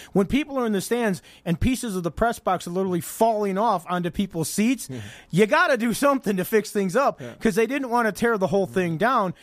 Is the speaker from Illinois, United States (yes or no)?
yes; Chicago, Illinois, United States; I'm from the Chicago area